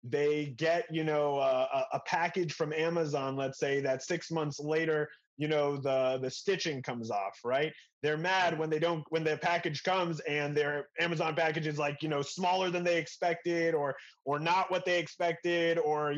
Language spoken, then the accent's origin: English; Denver, Colorado, United States; now in Israel; Denver, Colorado.